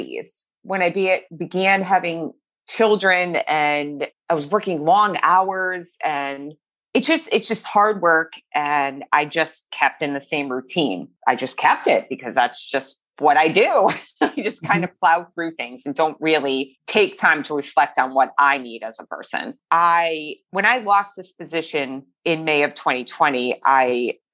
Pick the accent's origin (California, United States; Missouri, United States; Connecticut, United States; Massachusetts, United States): Connecticut, United States; Meriden; I grew up in Meriden